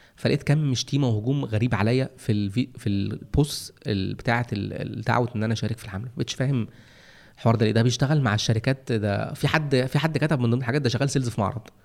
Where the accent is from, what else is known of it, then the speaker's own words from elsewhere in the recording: Egypt; عندنا في مصر هنا